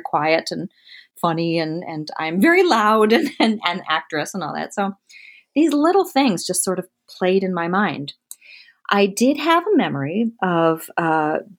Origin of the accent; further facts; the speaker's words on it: Michigan, United States; also born or lived in Delaware; we lived in Delaware until I was seven, and Ernie and Tom got divorced, and we moved to Michigan with my mother and my stepfather